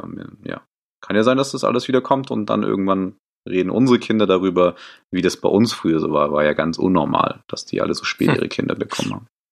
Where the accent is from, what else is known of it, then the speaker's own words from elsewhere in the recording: Stuttgart, Baden-Württemberg, Germany; moved away as an adult; now in Munich, Germany; komme aus München, gebürtig aber eher so aus äh, Stuttgart, die Ecke. Ähm, bin aber schon vor sechs Jahren hier nach München gekommen